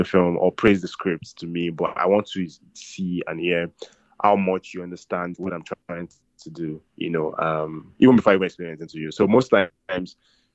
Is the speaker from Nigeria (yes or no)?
yes; Nigeria; as a Nigerian guy